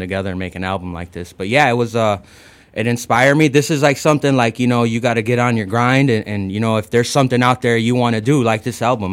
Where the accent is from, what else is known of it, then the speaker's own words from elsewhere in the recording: United States; first language English; I was born in the states, and you know my first language is you know English